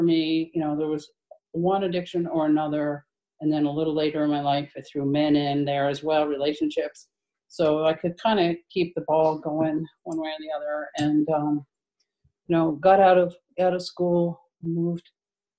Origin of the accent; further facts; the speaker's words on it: New Jersey, United States; now in Portland, United States; I'm from Portland, Maine. I live in Portland now. I've been there a while, 20 years, and I'm originally from New Jersey.